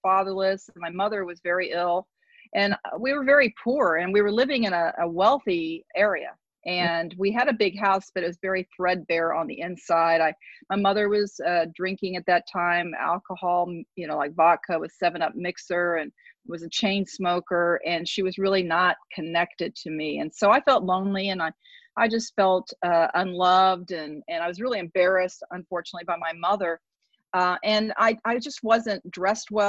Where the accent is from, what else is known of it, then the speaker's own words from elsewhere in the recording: San Antonio, Texas, United States; I grew up in San Antonio